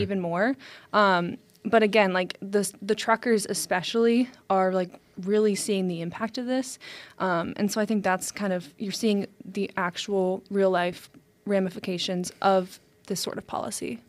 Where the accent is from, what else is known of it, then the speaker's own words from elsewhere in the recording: United States; As an American